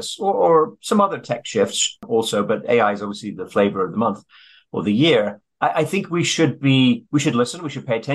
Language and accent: English; Sheffield, Yorkshire and the Humber, United Kingdom; I'm from Sheffield, which is pretty close to Derby